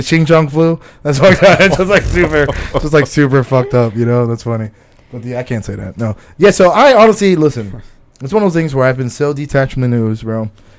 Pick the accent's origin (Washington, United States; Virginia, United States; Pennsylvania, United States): Pennsylvania, United States; Philadelphia; I'm from Philly